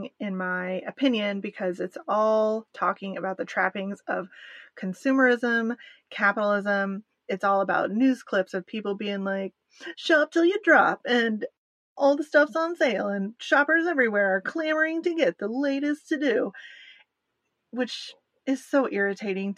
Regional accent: United States; I, as an American

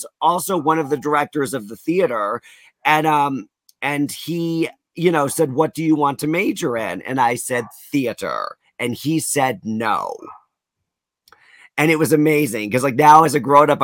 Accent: Wallingford, Connecticut, United States; I'm from Connecticut and that is known as the insurance capital of America

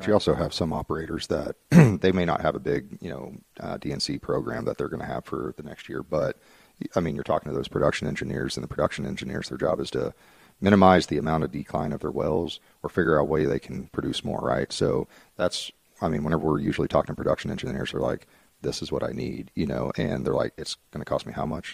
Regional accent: Dallas, Texas, United States; moved away as an adult; also born or lived in Frisco, Texas; now in Oklahoma, United States

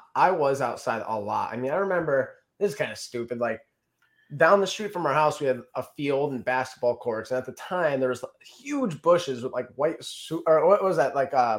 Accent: Wallingford, Connecticut, United States; born or raised there

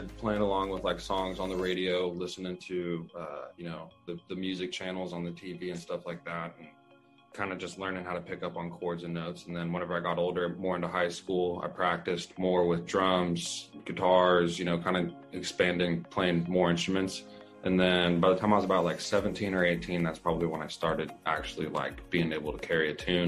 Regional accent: Victorville, California, United States; Yeah, I was born in Victorville, California. That's where I was born, and I grew up in the high desert. So this is my home state.

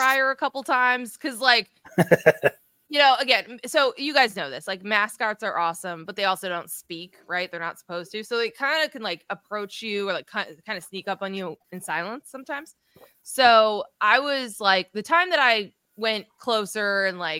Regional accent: Hillsborough, New Jersey, United States; I grew up in Central Jersey

